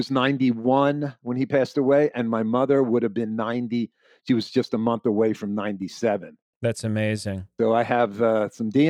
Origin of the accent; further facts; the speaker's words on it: Florida, United States; I moved back to my hometown when my parents got sick, uh, my wife and I, and to help. You know, we wanted them to uh, finish their life here in their own house.